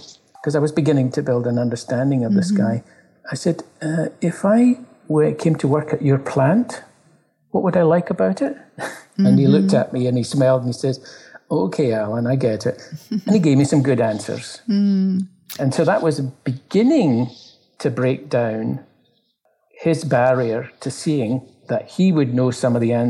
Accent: Glasgow, Scotland, United Kingdom; now in Toronto, Canada; I live in Toronto, I come from Glasgow

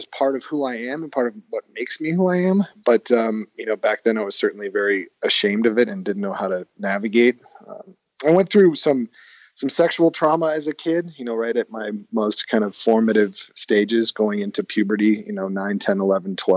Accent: Hermosa Beach, California, United States; I grew up in Hermosa with my mom

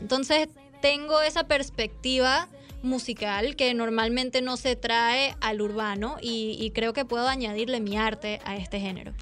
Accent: Miami, Florida, United States; accent: Venezuelan; crecí en Miami em, y el acento venezolano no me lo quita nadie.

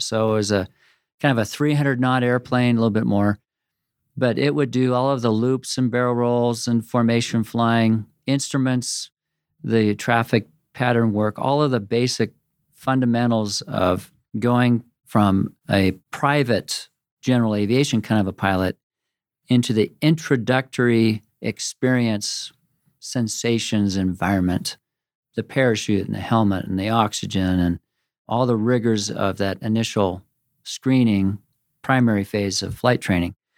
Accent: Corvallis, Oregon, United States; also born or lived in Washington; my mother, who was the daughter of a professor where I grew up in Corvallis and Oregon State University

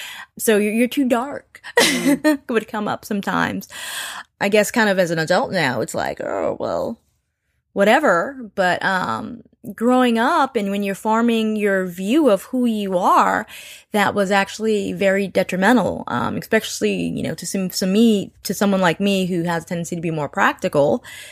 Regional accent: Nigeria; I'm Nigerian, part Creole.

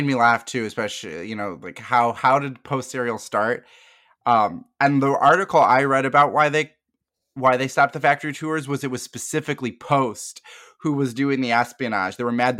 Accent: Midwest, United States; Like ranch. I'm from the Midwest.

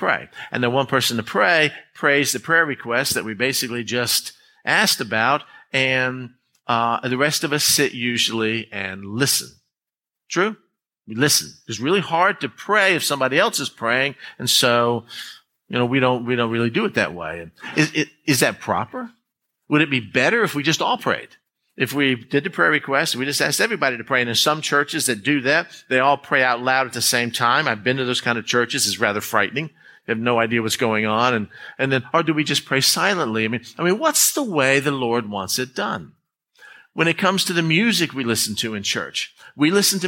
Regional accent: United States; being an American

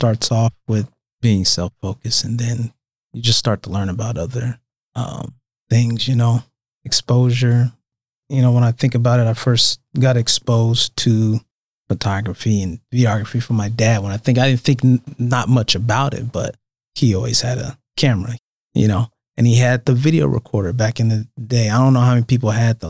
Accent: Omaha, Nebraska, United States; I'm from Omaha

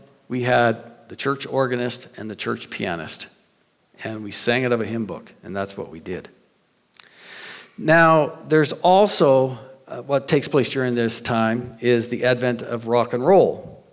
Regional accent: New Brunswick, Canada; I grew up in New Brunswick

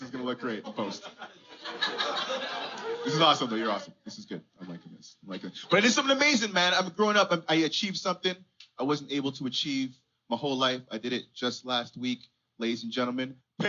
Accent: Canada; I'm a Canadian artist, you know?

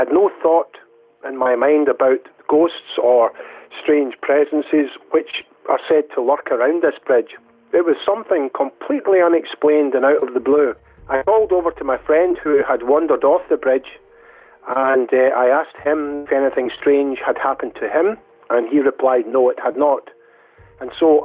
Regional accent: Dumbarton, Scotland, United Kingdom; also born or lived in Glasgow, Scotland; I was born in Glasgow, Scotland. As a child, right up until my 20s, I lived in Dumbarton, which is a town in the west of Scotland

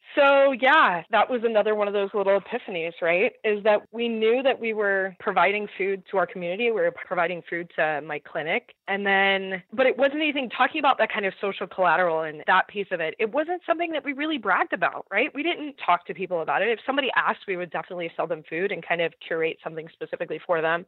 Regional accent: Southern California, United States

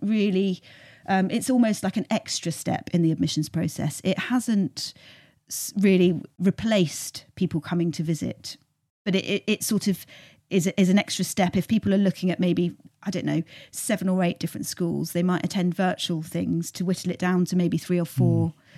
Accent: Cornwall, South West England, United Kingdom; also born or lived in Cardiff / London; now in South Somerset, United Kingdom; we're both from Cornwall originally

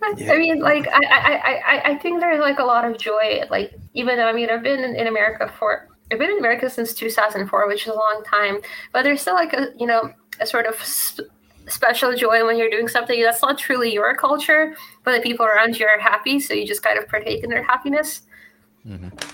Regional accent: Russia; moved away; I grew up in Russia

